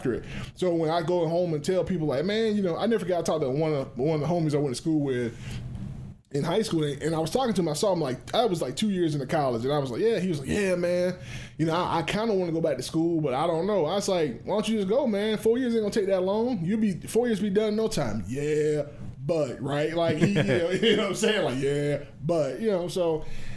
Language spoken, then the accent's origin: English; Morven, Georgia, United States; I'm from Morven